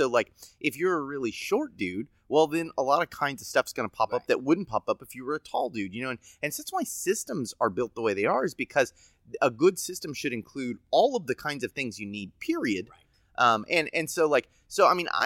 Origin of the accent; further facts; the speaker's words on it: United States; I'm an American